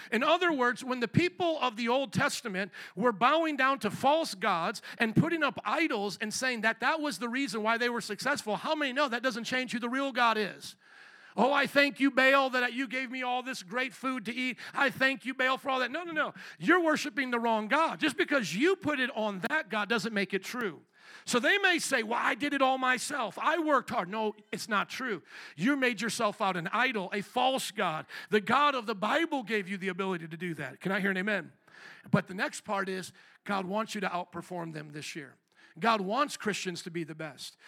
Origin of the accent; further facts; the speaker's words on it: United States; we as the American people